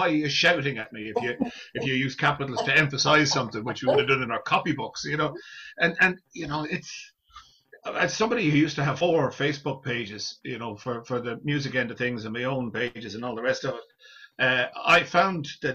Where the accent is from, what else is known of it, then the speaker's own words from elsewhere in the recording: Ireland; as Irish people